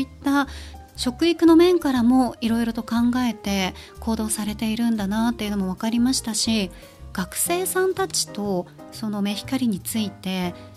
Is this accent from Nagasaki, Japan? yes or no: yes; Nagasaki, Japan; moved away; 私は長崎県で育ったので